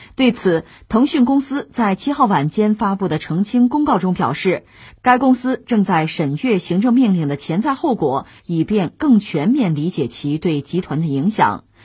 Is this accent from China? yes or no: yes; China; 那从我们中国人这个角度来讲